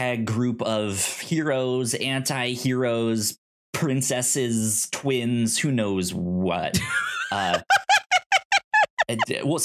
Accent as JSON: {"language": "English", "region": "the South", "country": "United States", "said": "I'm from the South"}